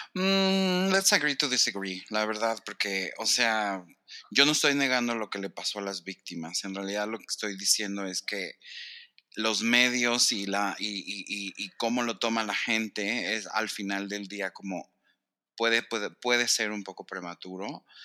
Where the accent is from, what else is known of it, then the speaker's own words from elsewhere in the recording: Mexico; yo era mexicano